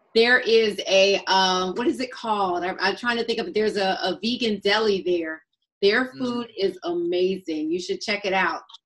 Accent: Atlanta, Georgia, United States; also born or lived in North Philadelphia; as an African American, I grew up in Atlanta.

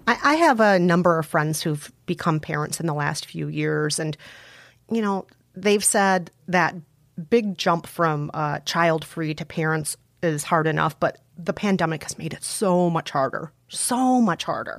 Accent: Minnesota, United States; accent: Fargo; Joel and Ethan Cohen are from Minnesota, just like me

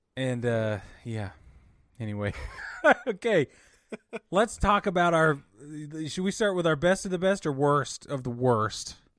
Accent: Utah, United States; I grew up in Utah

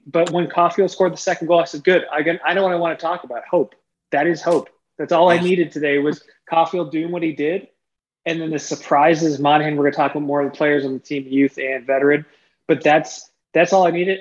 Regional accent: Toronto, Ontario, Canada; I'm from Toronto, born and bred

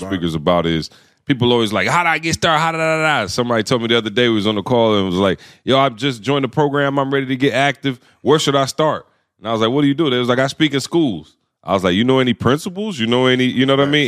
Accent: Lansing, Michigan, United States; I grew up in Lansing.

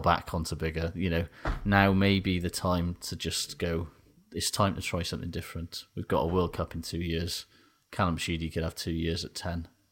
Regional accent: Aberdeen, Scotland, United Kingdom; I'm from Aberdeen

